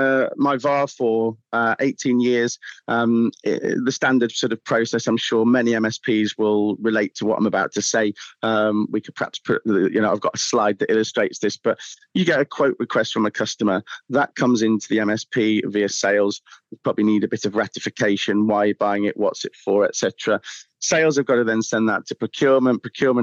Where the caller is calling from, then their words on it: Southampton, South East England, United Kingdom; We are Southampton.